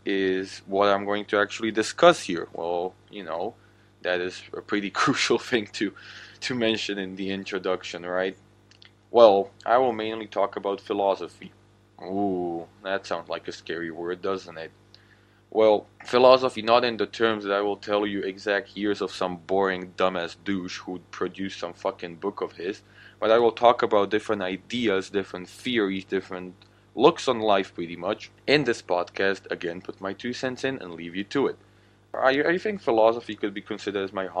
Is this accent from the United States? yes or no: no; Slovakia; first language Slovak; English is a second language; I'm actually from the country of Slovakia